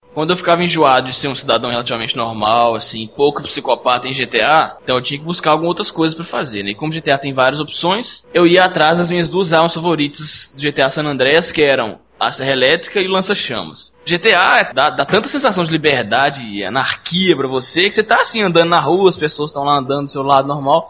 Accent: interior of Minas Gerais, Brazil; nasci no interior de Minas Gerais e eu dou todo o va devido valor ao meu regionalismo

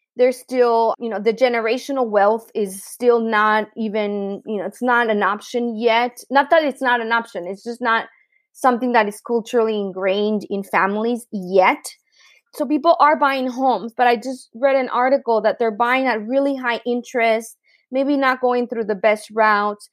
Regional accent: Tijuana, Baja California, Mexico; also born or lived in San Diego; I grew up in Tijuana, Mexico, which is a pretty unique experience

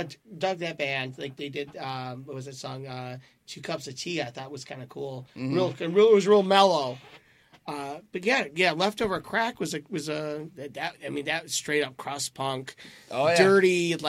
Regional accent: Detroit, Michigan, United States; I'm from Detroit

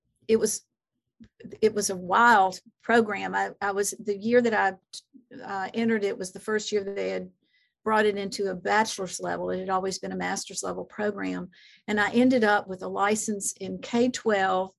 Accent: the South, United States; growing up in the South

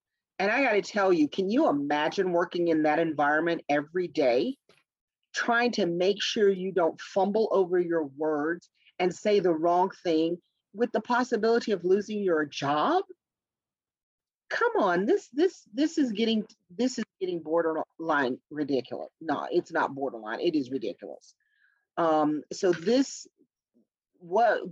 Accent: the South, United States; I grew up in the South

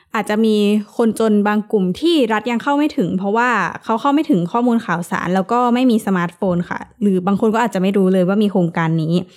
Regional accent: Isan, Thailand; เราเองที่มาจากภาคอีสาน

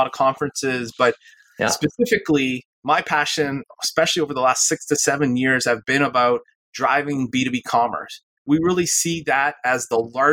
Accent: Canada; I'm originally from Canada

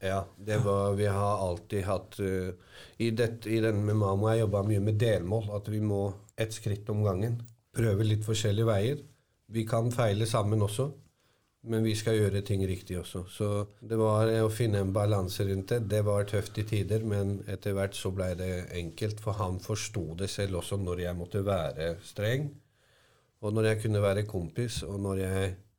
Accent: Hallingdal, Buskerud, Norway; Jeg vokste opp i Hallingdal, en liten bygd.

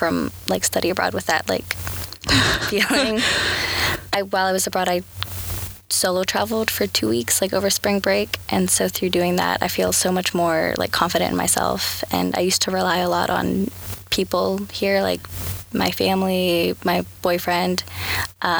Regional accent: Michigan, United States; now in North Carolina, United States; I was born in Michigan.

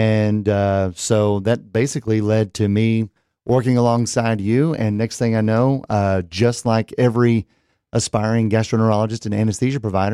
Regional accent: Gainesville, Texas, United States; One of my best friends I grew up with in Gainesville, Texas

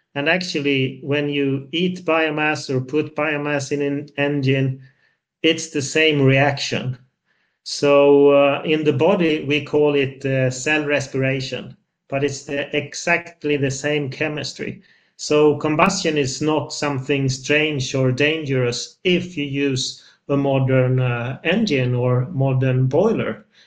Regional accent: Sweden; I'm from Sweden, even though I'm in Brussels today

